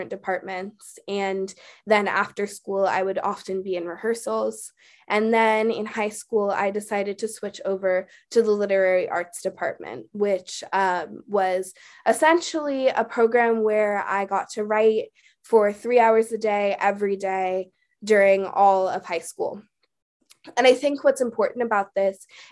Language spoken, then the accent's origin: English; Oakland, California, United States; I was born and raised in Oakland, California, and that's still where I live today.